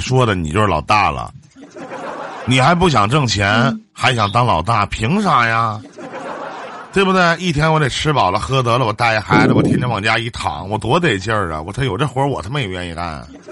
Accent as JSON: {"language": "Chinese", "region": "Northeast China", "country": "China", "said": "我们东北这边"}